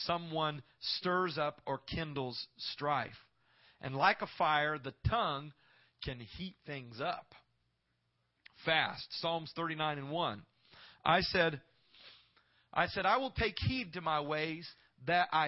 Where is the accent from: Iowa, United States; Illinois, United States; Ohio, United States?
Iowa, United States; Knoxville; I grew up in Iowa, in Knoxville, Iowa, a small little town